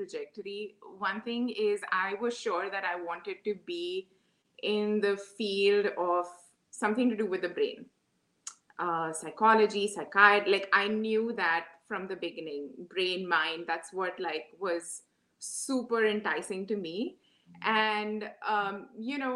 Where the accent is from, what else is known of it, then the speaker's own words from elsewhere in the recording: Mumbai, Maharashtra, India; moved away as an adult; also born or lived in Moscow, Russia; now in New York City, United States; I grew up in Mumbai, schooling and my plus two, which is considered college in India